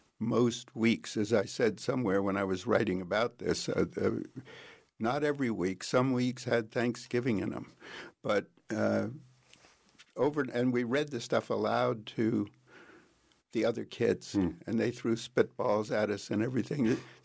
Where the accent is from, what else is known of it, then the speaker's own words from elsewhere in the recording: Princeton, New Jersey, United States; I grew up on the Princeton campus, really, because my dad was a doctor